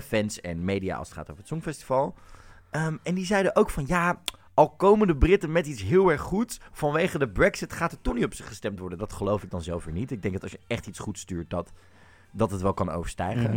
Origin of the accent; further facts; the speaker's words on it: Netherlands; als Nederlanders